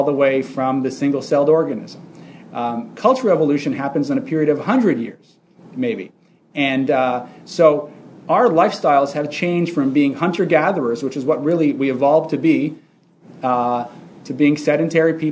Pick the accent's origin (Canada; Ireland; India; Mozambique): Canada; moved away as an adult; also born or lived in Montreal / Toronto; now in United States; I'm actually Canadian originally